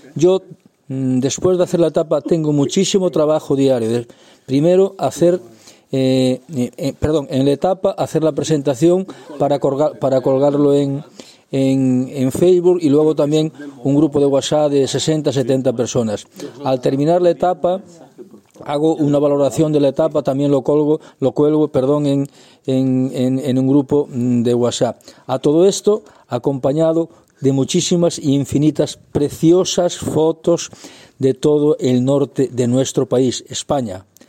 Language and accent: Spanish; Andorra; yo soy de Andorra